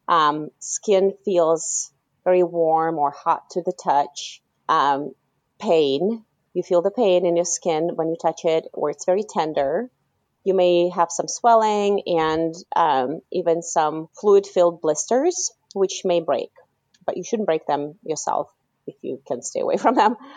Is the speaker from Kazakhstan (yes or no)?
yes; Kazakhstan; moved away; I was born in Kazakhstan, and um, growing up, you know, in the '90s in Kazakhstan